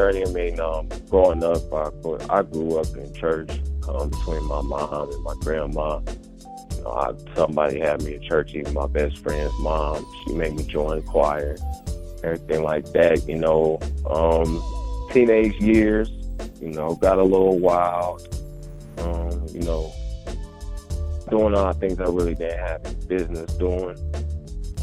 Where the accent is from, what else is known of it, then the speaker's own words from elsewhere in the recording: Des Moines, Iowa, United States; now in Omaha, United States; I'm an immigrant from Des Moines, Iowa. But if I go anywhere else, Omaha's been home since 2004